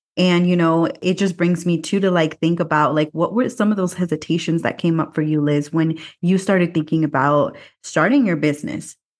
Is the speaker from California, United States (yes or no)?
yes; Watsonville, California, United States; now in Mexico City, Mexico; my hometown, Watsonville, California